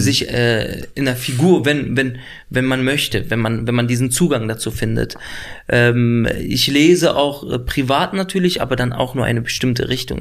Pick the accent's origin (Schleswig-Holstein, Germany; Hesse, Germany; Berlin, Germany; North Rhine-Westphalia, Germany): Berlin, Germany; also born or lived in Lebanon; ich bin da schon aufgewachsen in Nordneukölln